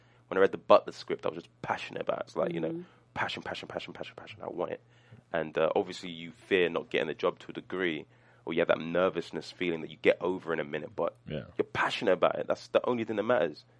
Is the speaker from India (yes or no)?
no; London, United Kingdom; accent: London; moved away as an adult; now in United States; my London accent